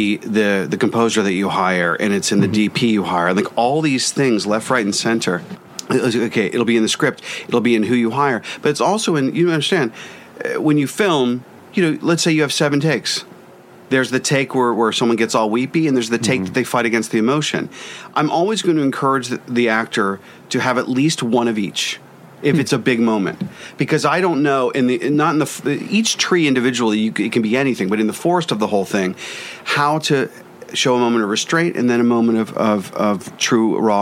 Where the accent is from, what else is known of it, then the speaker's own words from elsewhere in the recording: Pittsburgh, Pennsylvania, United States; my hometown of Pittsburgh